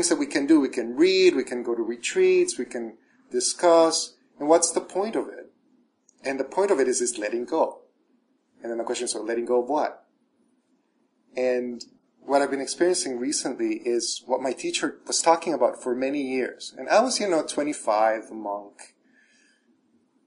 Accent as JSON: {"language": "English", "country": "El Salvador", "tie": "born or raised there", "moved": "yes", "said": "I was raised Catholic in El Salvador"}